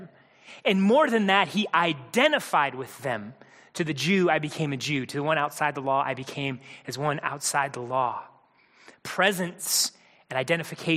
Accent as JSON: {"language": "English", "region": "Midwest", "country": "United States", "tie": "born or raised there", "said": "Mindy and I, growing up in the Midwest"}